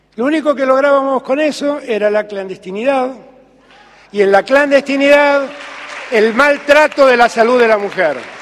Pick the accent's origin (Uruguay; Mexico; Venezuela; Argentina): Argentina